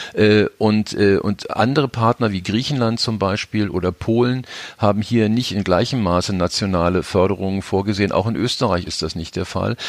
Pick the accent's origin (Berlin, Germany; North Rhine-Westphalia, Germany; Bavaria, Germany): Berlin, Germany; also born or lived in Upper Rhine; als Berliner